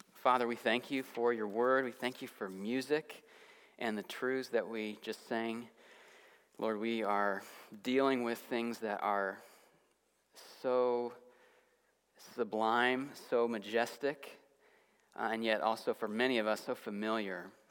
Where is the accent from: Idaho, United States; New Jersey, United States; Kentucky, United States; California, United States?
California, United States; Santa Clarita; moved away; I was visiting my hometown in suburban Los Angeles